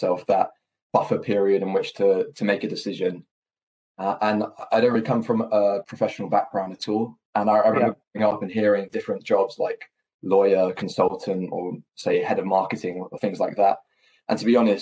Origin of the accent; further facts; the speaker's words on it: London, United Kingdom; being from London and going to university in London